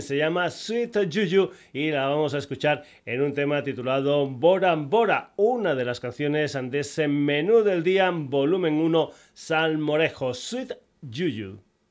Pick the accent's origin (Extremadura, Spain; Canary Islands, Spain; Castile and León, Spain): Extremadura, Spain; Burguillos del Cerro; gente de Extremadura, de mi tierra, muy muy cerquita de mi pueblo, Burguillos del Cerro